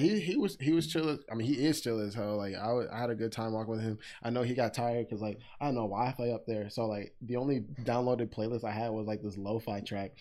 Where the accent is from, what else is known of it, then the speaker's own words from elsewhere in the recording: Texas, United States; I'm from Texas